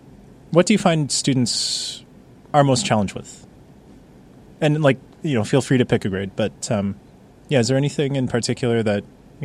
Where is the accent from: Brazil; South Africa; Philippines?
Philippines; now in Vietnam; We're both Filipino. And one of the things about being Filipino in Vietnam is that they're both Southeast Asian countries.